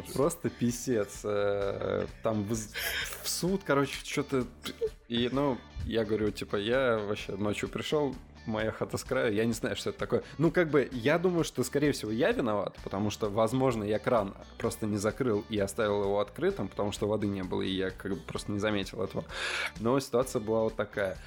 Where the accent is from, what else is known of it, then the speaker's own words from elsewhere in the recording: Leningrad Oblast, Russia; moved away as an adult; also born or lived in Saint Petersburg; я из, из Ленобласти